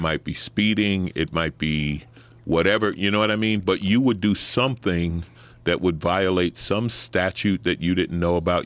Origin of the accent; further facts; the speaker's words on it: New York City, New York, United States; I grew up in Saint Albans, Queens, working class